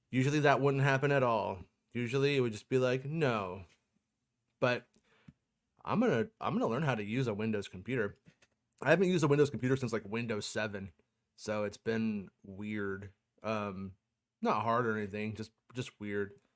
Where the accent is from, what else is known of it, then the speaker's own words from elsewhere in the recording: United States; I'm an American